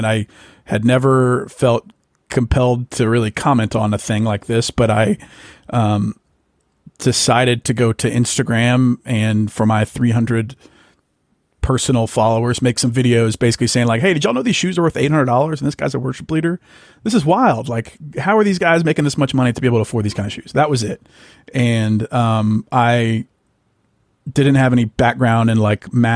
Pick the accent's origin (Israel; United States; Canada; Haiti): United States; Ruston, Louisiana; also born or lived in Arkansas / Austin, Texas; now in Dallas, United States; I'm from Ruston, Louisiana, originally